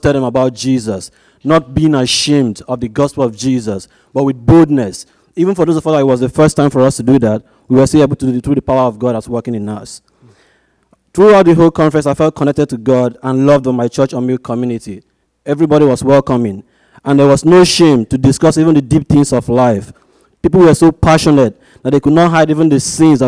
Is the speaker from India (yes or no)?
no; Nigeria; moved away as an adult; now in Arizona, United States; I was born and brought up in Nigeria, and I go to ASU